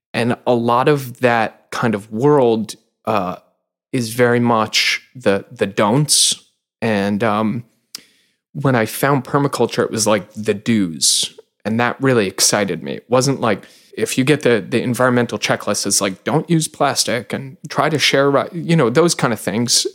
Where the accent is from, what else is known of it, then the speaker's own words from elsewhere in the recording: Long Island, New York, United States; I grew up in Long Island